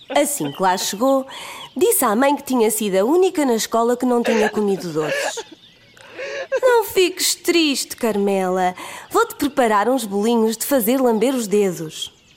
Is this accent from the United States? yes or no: no; Aveiro, Centro, Portugal; sou de Aveiro